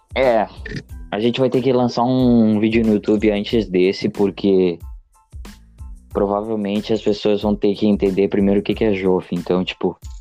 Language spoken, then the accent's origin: Portuguese; Rio Grande do Sul, Brazil